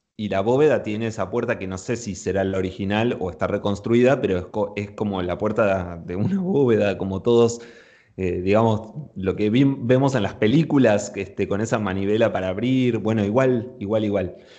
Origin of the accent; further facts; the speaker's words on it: Buenos Aires, Argentina; mi ciudad natal, ¿no? Con Buenos Aires